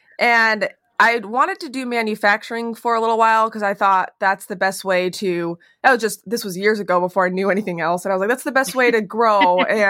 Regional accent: Utah, United States; now in Phoenix, United States; I grew up in Utah. And when I moved here

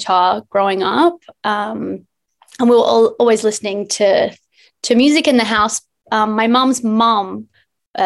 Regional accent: Noosa, Queensland, Australia; moved away as an adult; also born or lived in Byron Bay, Australia / Los Angeles, United States; I grew up in Noosa

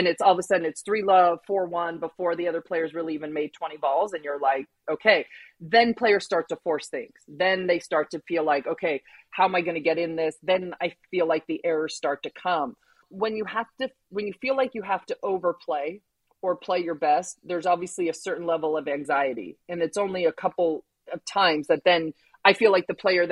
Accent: California, United States; growing up in California

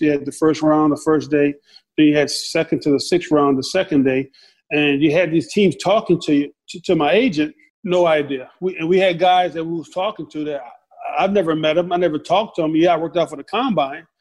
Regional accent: the South, United States; growing up in the South.

